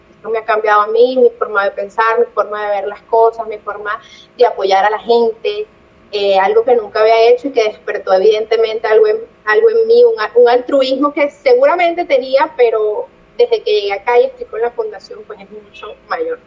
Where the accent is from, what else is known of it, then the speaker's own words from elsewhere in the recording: Caracas, Capital District, Venezuela; moved away as an adult; now in Barranquilla, Colombia; yo soy de Caracas, yo amo mi ciudad